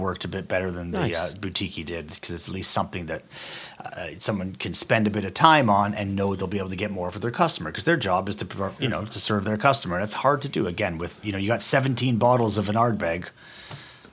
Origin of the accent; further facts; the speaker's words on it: Canada; accent: Canadian; my accent from Canada